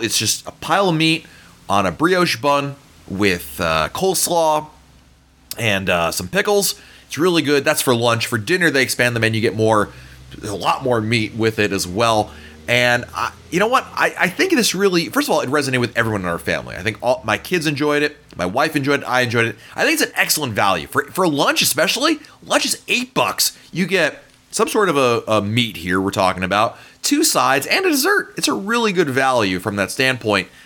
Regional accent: the North, United States; I grew up in the North. Barbecue is not a big thing up there

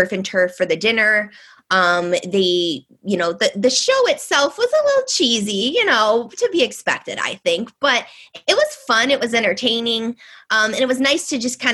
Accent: Detroit, Michigan, United States; we're from the Detroit area in Michigan

